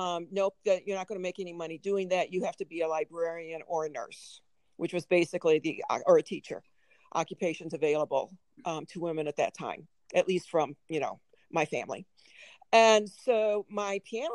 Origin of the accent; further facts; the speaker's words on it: Springfield, Illinois, United States; moved away as an adult; also born or lived in Chicago, Illinois / Minnesota; now in Missoula, United States; When I was 6 years old, we moved from Chicago, Illinois, to Springfield, Illinois